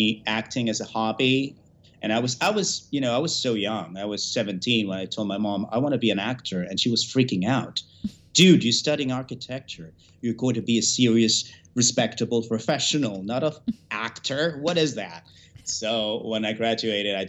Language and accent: English; Venezuela; moved away as an adult; now in United States; Then my parents migrated from Cuba to Venezuela. I was born in Venezuela